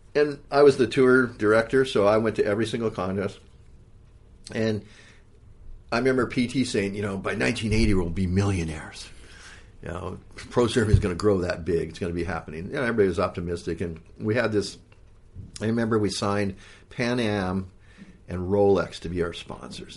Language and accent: English; Hawaii, United States; moved away; also born or lived in California; growing up in Hawaii, um, Hawaii's got great surf